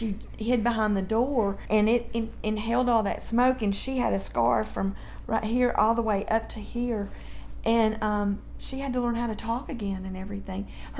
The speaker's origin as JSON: {"language": "English", "town": "Memphis", "region": "Tennessee", "country": "United States", "tie": "born or raised there", "also_born_or_lived": "Dyersburg, Tennessee", "said": "we moved to Memphis, and I grew up in Memphis, too."}